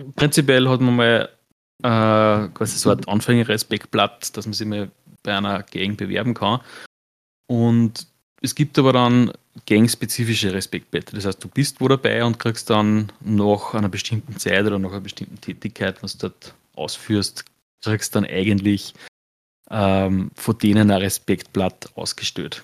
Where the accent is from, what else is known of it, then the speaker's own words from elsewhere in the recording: Austria; bei uns in Österreich